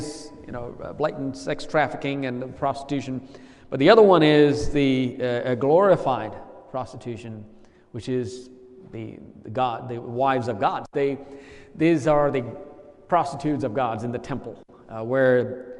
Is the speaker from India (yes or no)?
yes; India; traveled 3,500 miles two-way to get baptized in my home state